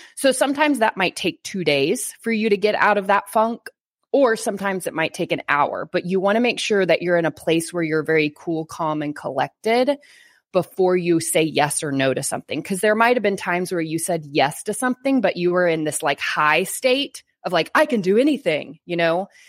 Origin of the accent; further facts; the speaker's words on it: Bible Belt, Texas, United States; I live in Texas. Like, I'm from the Bible Belt